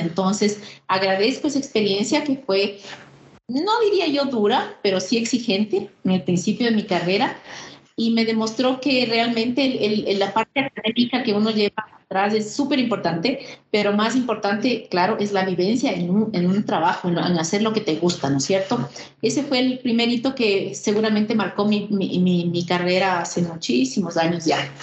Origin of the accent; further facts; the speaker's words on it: Ecuador; Soy eh, ecuatoriana, soy una mujer de 57 años, vivo en Quito